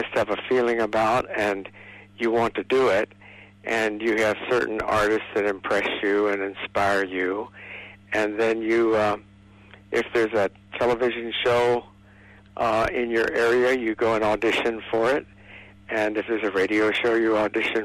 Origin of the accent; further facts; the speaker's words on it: Florida, United States; now in Los Angeles, United States; I was born in Florida